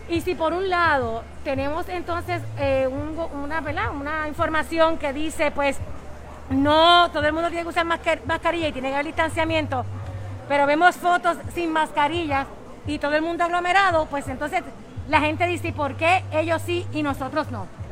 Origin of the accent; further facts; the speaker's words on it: Bayamón, Puerto Rico; Porque yo soy de Bayamón, miren, yo soy de aquí, de este es mi pueblo, Bayamón